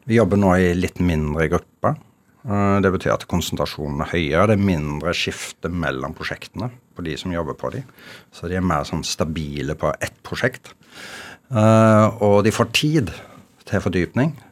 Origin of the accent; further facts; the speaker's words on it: Norway; som ekte nordmann så har jeg det veldig bra nå, fordi endelig får vi være alene